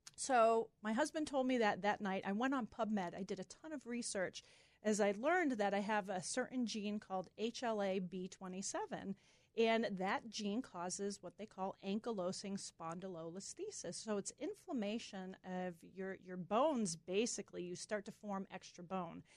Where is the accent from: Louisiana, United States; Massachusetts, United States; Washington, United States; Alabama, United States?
Massachusetts, United States; moved away; we're from Massachusetts. So all our family's in Massachusetts.